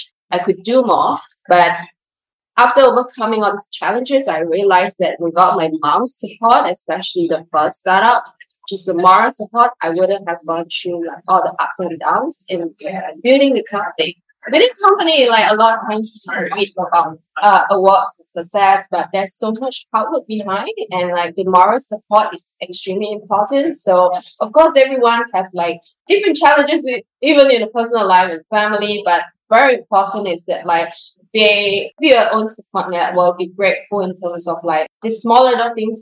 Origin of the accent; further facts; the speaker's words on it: Singapore; moved away as an adult; also born or lived in London; I grew up in Singapore, like middle class family